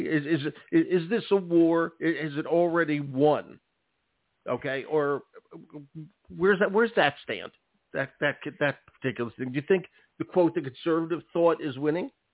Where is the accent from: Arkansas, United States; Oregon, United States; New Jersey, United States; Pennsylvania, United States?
Pennsylvania, United States; Philadelphia; also born or lived in rural Maine; now in Maine, United States; my hometown Philadelphia